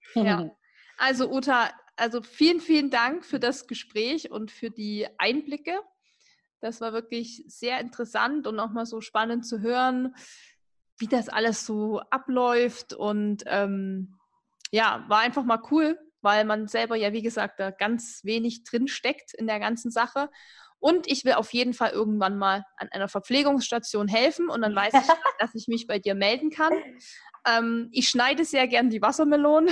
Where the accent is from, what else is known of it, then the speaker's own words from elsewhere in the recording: Erzgebirge, Saxony, Germany; ich komme ja aus dem Erzgebirge